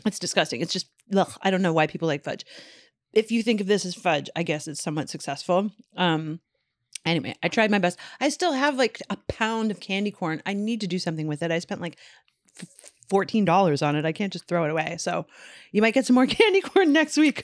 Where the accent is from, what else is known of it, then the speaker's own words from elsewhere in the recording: Newfoundland and Labrador, Canada; moved away; in my hometown